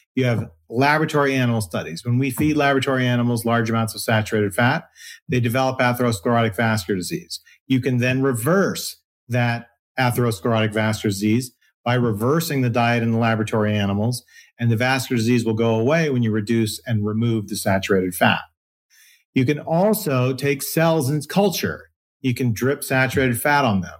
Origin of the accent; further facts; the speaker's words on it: Philippines; I was born in the Philippines